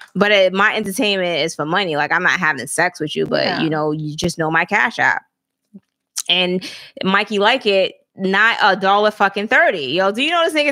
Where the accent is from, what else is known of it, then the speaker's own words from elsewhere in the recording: Alabama, United States; moved away; I'm from Alabama, so we wasn't kings and queens.